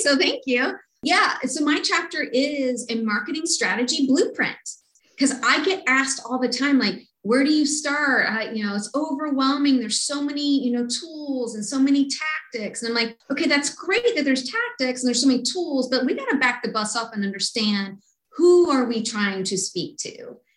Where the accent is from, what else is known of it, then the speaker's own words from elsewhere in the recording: Kentucky, United States; I grew up in Kentucky